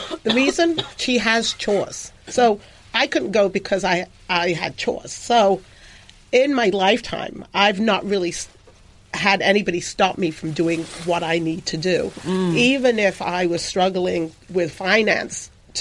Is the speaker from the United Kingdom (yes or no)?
yes; England, United Kingdom; moved away; when I was growing up, I grew up in England